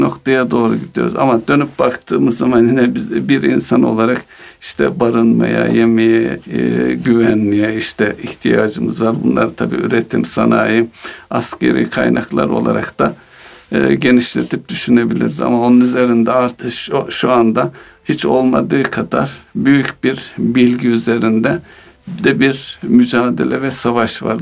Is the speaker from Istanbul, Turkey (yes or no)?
no; Konya, Turkey; moved away; Memleketimde olduğum için